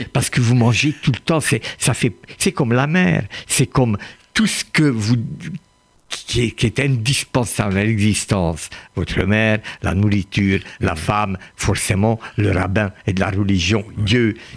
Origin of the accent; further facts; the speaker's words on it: France; j'aime beaucoup la France, j'y vis. Je suis français